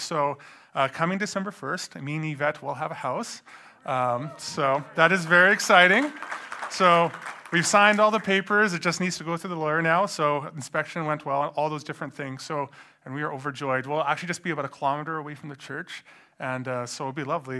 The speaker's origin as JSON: {"language": "English", "town": "Edmonton", "region": "Alberta", "country": "Canada", "tie": "born or raised there", "said": "I grew up in Edmonton"}